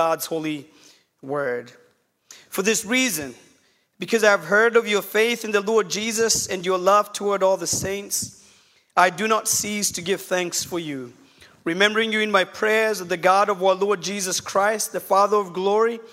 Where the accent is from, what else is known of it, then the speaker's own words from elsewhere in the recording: Kenya; now in Chattanooga, United States; I'm from Kenya. I did grow up in Kenya, and I'm pastoring a small church in Chattanooga, Tennessee